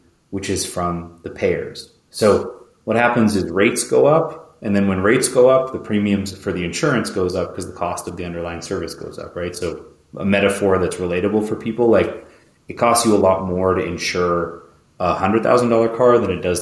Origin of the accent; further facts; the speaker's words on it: Canada; moved away as an adult; also born or lived in New York; now in United States; I grew up in Canada